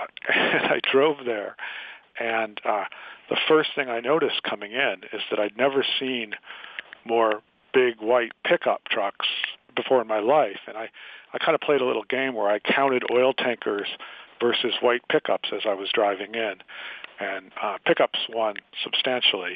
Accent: Worcester, Massachusetts, United States; moved away as an adult; also born or lived in Boulder, Colorado / Eldorado Springs, Colorado; now in North Carolina, United States; I had grown up in Worcester

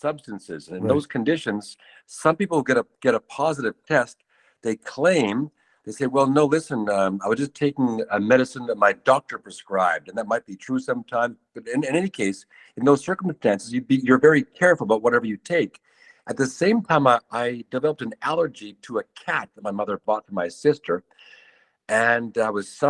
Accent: Canada; moved away; I'm from Canada

